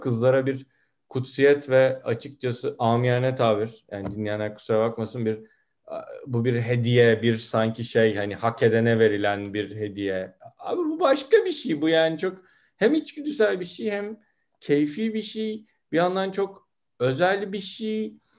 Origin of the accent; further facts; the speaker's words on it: Turkey; Ben bu konuda Türkiye standartlarında görece modern bir ailede büyüdüm.